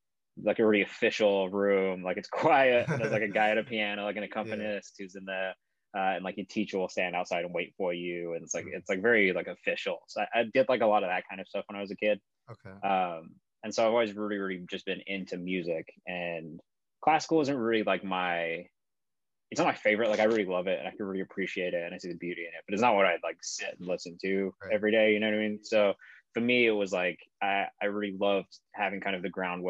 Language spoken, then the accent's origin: English; England, United Kingdom; I grew up in England